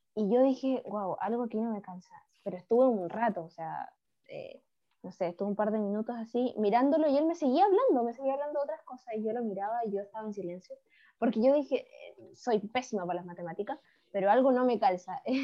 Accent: Chile; los que somos chilenos

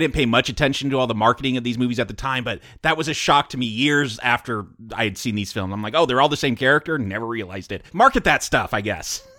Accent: United States; I'm American

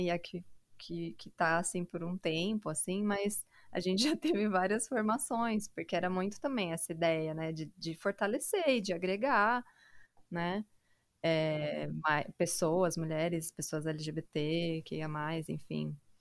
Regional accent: São Paulo, Brazil; moved away as an adult; now in Jundiaí, Brazil; eu sou da periferia de São Paulo, né, do Grajaú

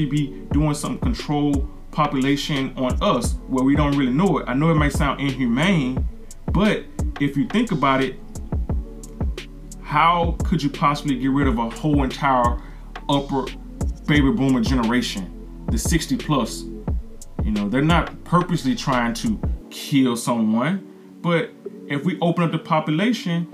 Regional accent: the South, United States; I'm from the South.

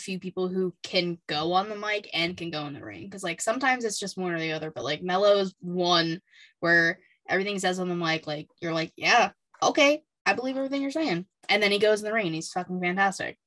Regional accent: Pittsburgh, Pennsylvania, United States; I'm from Pittsburgh

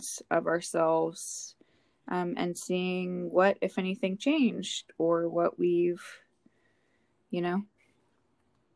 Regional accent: New York, United States; I'm a New Yorker.

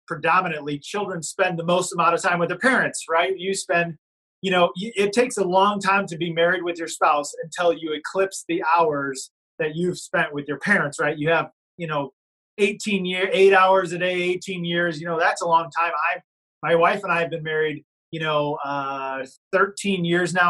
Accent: Illinois–Iowa border, Midwest, United States; I'm originally from Illinois and Iowa. So we grew up right on the border here

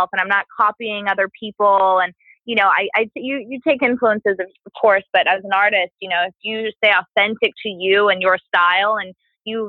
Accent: Las Vegas, Nevada, United States; moved away; I grew up in Vegas, and I grew up in not a really good area

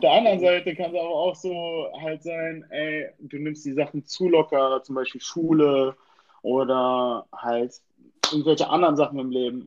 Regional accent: Germany; Ich komme aus Deutschland

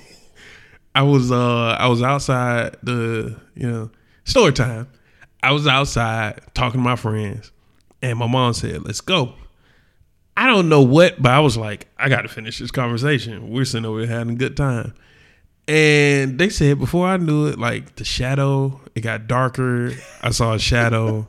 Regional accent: the South, United States; we are from the South

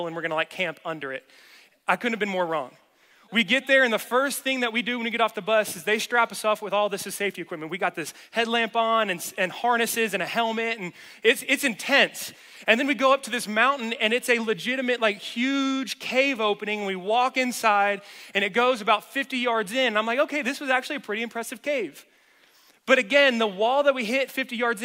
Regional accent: the South, United States; moved away; I'm from the South

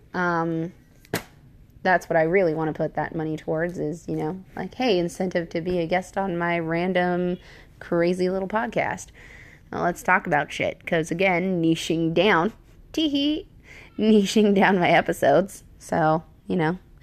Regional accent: Washington, United States; moved away; I'm from Washington State

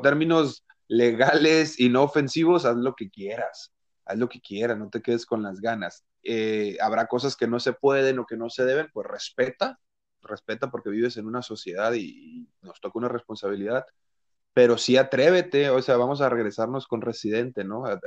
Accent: Mexico; nosotros como mexicanos

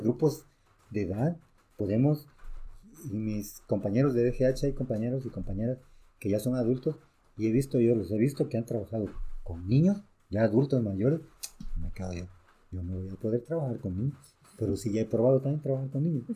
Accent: Mexico; also born or lived in Guatemala / El Salvador; somos mexicanos y culturalmente mexicanos

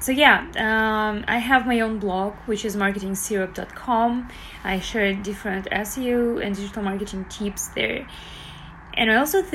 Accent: Belarus; now in Toronto, Canada; I currently live in Toronto, Canada. I'm originally from Belarus

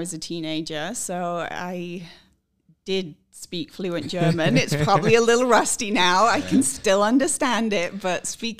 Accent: England, United Kingdom; also born or lived in Scotland; now in United States; So I am originally from the UK. I was born in Scotland and grew up in England.

